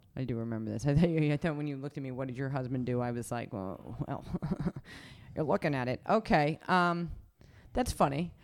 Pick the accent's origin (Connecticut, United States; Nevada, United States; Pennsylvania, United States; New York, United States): Nevada, United States; Reno; I grew up in Reno. I love Reno.